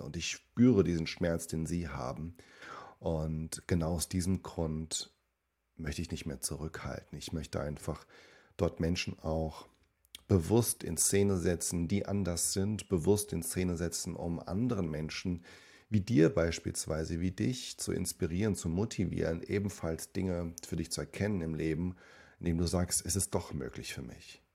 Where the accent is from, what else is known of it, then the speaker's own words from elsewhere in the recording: Germany; also born or lived in Suzano, Brazil / São Paulo, Brazil; ich bin dort groß geworden und bin mit fünf Jahren dann mit ihnen gemeinsam und mit meinem Bruder da nach Deutschland ähm, ja, für mich hingezogen